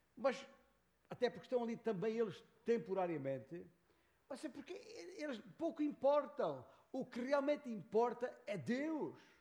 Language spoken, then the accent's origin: Portuguese; Beja, Alentejo, Portugal; moved away as an adult; also born or lived in Lisbon / São Paulo, Brazil / northern Portugal; Nasci em Beja, Alentejo. Nasci ali num certo dia de 1958, gerado por um determinado casal, António e Ana. Ali na freguesia de Santiago Maior. Ah, e ali cresci até seguir para Lisboa